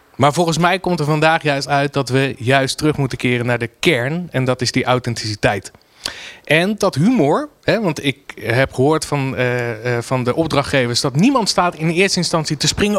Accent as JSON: {"language": "Dutch", "town": "Rotterdam", "region": "South Holland", "country": "Netherlands", "said": "als Rotterdammer"}